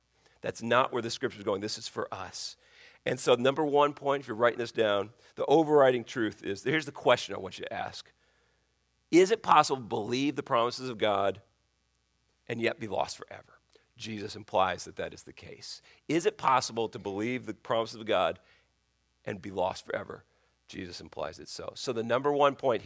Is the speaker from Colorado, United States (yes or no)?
yes; Colorado, United States; now in Virginia, United States; where I grew up in Colorado